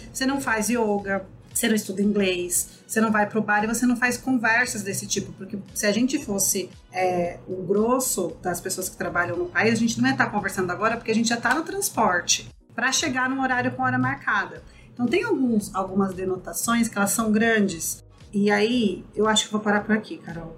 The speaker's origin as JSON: {"language": "Portuguese", "region": "São Paulo", "country": "Brazil", "tie": "born or raised there", "said": "Eu nasci e cresci em comunidades periféricas ali na Zona Leste"}